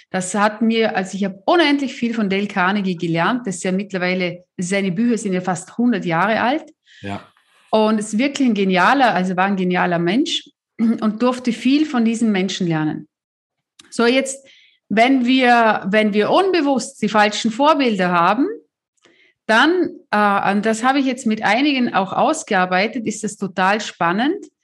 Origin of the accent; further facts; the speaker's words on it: South Africa; der Mann aus meinem, äh, äh aus meinem Heimatland